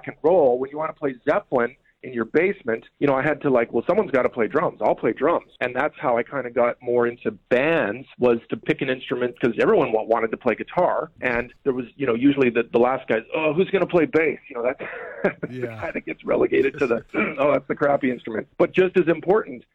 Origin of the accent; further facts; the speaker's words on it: Winnipeg, Manitoba, Canada; I'm from Winnipeg